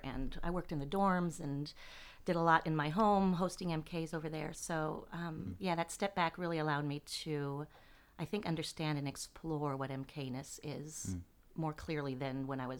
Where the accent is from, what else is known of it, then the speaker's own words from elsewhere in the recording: France; When I was an MK growing up in France, my parents decided in ninth grade that this might be a good place for me, so I came to BFA as a student all the way back in 1982